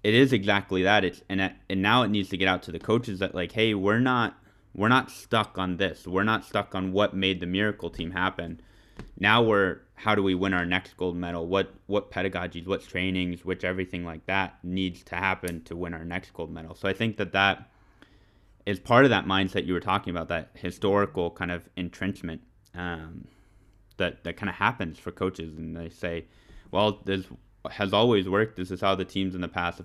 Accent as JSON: {"language": "English", "country": "United States", "said": "I'm an American"}